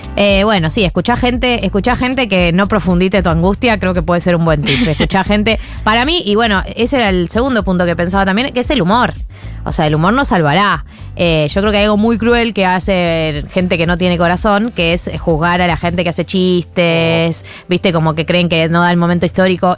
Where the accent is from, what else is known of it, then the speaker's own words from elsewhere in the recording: Argentina; Yo me siento muy argentina